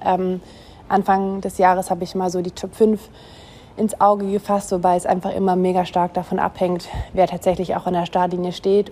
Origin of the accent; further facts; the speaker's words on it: Germany; als Deutsche